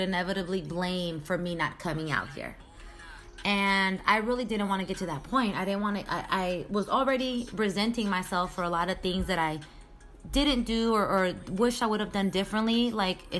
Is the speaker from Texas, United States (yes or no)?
no; Sacramento, California, United States; moved away as an adult; also born or lived in San Jose; now in Miami, United States; I've been in Sacramento my whole life, elementary school, middle school, high school, college, everything